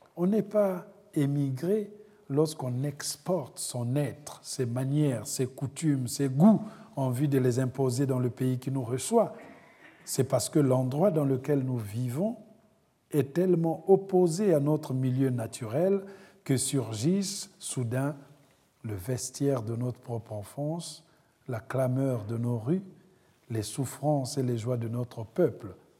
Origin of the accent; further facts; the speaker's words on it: Republic of the Congo; moved away as an adult; also born or lived in France; now in United States; Le Congo, c'est le cordon ombilical. La France, la patrie d'adoption des rêves. Et l'Amérique, c'est ce coin éloigné depuis lequel je regarde les empreintes de mon errance